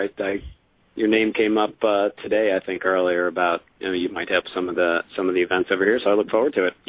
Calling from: Florida, United States; from South Florida.

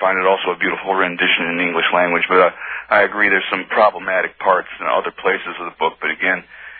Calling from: Philadelphia, Pennsylvania, United States; Yes, I'm calling from Philadelphia.

